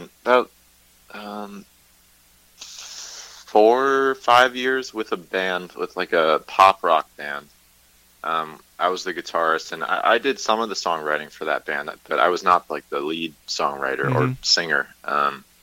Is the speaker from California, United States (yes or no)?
no; Massachusetts, United States; moved away as an adult; also born or lived in New Hampshire; now in Los Angeles, United States; Massachusetts and kind of New Hampshire, just, you know, across New England is where I'm from. And grew up